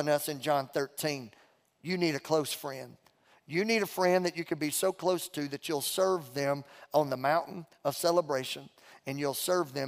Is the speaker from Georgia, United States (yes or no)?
no; Beauregard Parish, Louisiana, United States; moved away; I'm from Louisiana. Mom and Dad raised me and my sister in Beauregard Parish, Louisiana